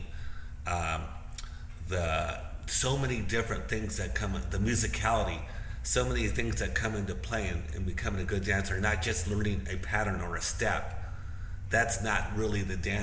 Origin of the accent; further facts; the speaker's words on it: Bakersfield, California, United States; growing up in Southern California in a really conservative town called Bakersfield